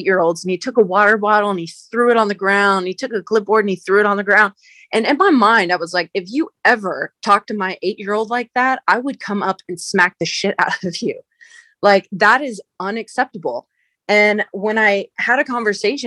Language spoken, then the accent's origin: English; United States; my experience in general as an athlete growing up in the United States